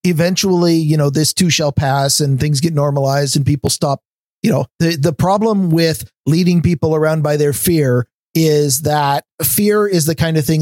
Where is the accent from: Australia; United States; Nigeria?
United States; Portland, Oregon; I grew up in Portland